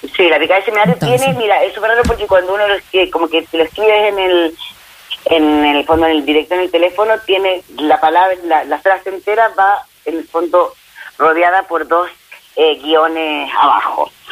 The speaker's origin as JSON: {"language": "Spanish", "country": "Chile"}